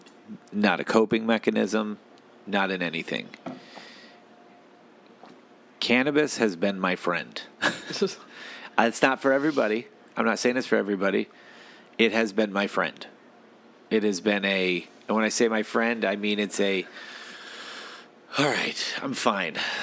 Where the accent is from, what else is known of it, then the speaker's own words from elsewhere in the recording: Ohio, United States; because we're Midwesterners, we are only leading with worst case scenario because we're from Ohio.